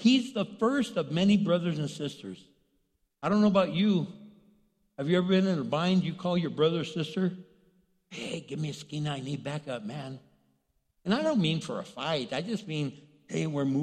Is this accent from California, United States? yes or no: no; El Paso, Texas, United States; I grew up in El Paso, Texas